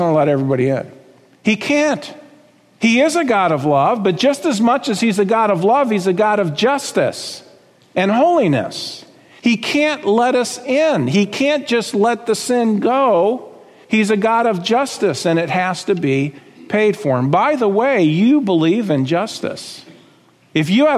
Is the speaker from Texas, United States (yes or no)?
no; South Florida, United States; I grew up in South Florida, as my wife did